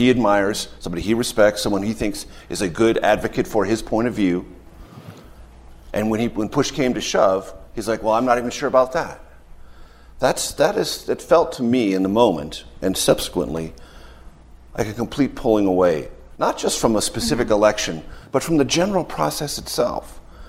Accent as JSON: {"language": "English", "region": "California", "country": "United States", "tie": "born or raised there", "said": "my home state of California"}